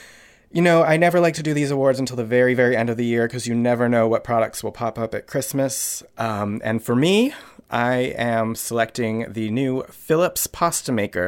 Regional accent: Connecticut, United States; I know. I'm a Jew from Connecticut.

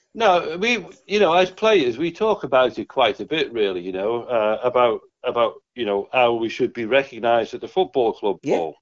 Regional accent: Liverpool, North West England, United Kingdom; I'm from Liverpool.

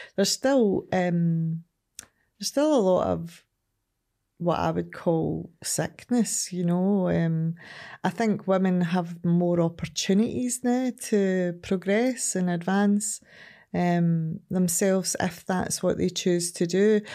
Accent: Ardrossan, Scotland, United Kingdom; also born or lived in Glasgow / Saltcoats; originally I'm from Ardrossan.

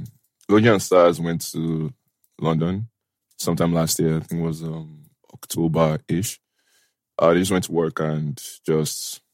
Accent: Ikeja, Lagos, Nigeria; So I grew up in Ikeja, in a place called Adini Jones in Ikeja. That's where I grew up.

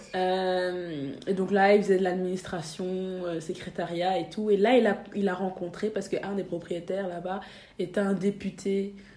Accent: Brussels, Brussels-Capital Region, Belgium; also born or lived in Saint-Josse-ten-Noode / Asse, Flanders; J'ai grandi à Bruxelles

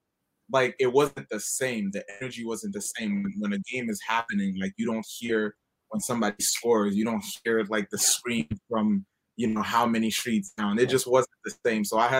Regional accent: Haiti; now in United States; I grew up in Haiti.

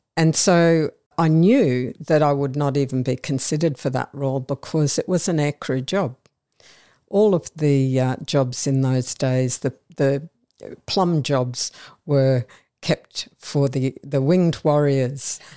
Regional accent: Brisbane, Queensland, Australia; I'm a Brisbane girl, uh, born and raised in Brisbane

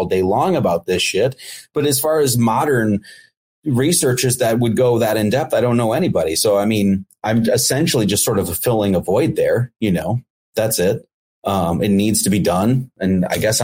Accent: Midwest, United States; I grew up in the Midwest

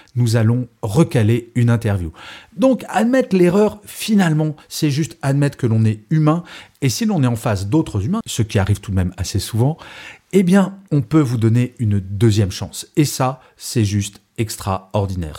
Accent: Grenoble, Auvergne-Rhône-Alpes, France; D'origine, je suis grenoblois.

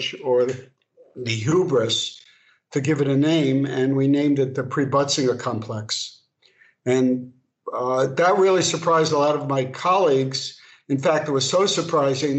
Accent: New York City, New York, United States; moved away as an adult; also born or lived in Paris; now in Los Angeles, United States; So I'm proud to say I'm from Brooklyn

